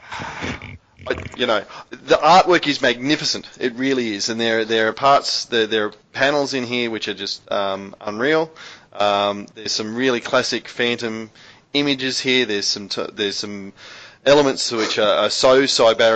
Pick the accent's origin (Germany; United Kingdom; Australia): Australia; we're Australian